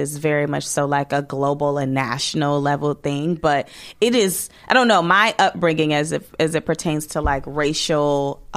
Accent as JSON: {"language": "English", "region": "Midwest", "country": "United States", "said": "we're from the Midwest"}